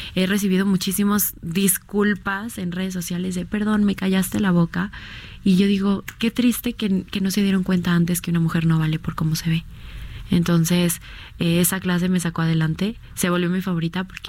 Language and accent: Spanish; Mexico